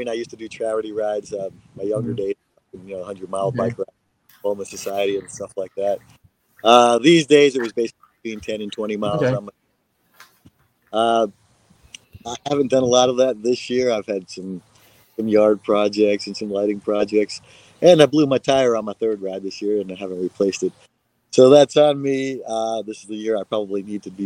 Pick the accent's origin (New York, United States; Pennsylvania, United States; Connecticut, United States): New York, United States; now in Kansas, United States; growing up in New York